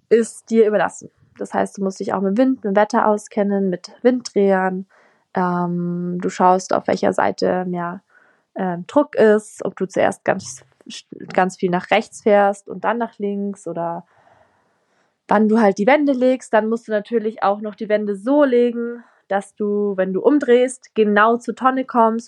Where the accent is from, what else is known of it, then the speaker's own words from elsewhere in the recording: south of Munich, Bavaria, Germany; ich komme auch aus Bayern und da wohne ich jetzt auch nicht am Meer